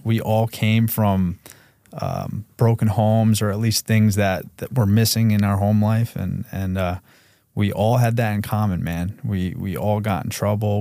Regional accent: Brewster, New York, United States; we grew up in Brewster, New York

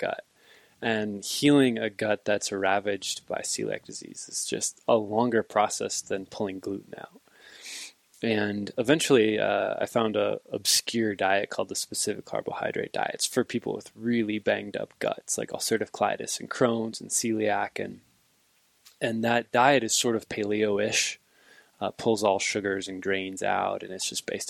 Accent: Midwest, United States; moved away as an adult; now in Montana, United States; I grew up hunting in the Midwest, mostly whitetails

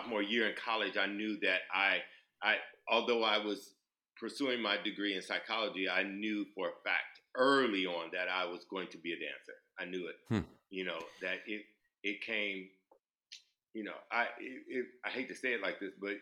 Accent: Omaha, Nebraska, United States; moved away; I was born and raised in Omaha, Nebraska, in the Midwest.

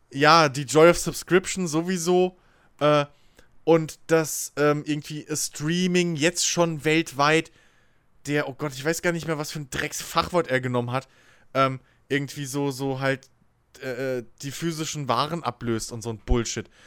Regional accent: Germany; dass ich Deutscher wäre

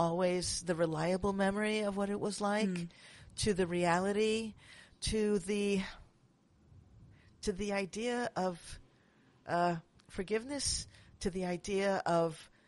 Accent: New York City, New York, United States; now in San Francisco, United States; I'm from Manhattan, but I live in San Francisco now

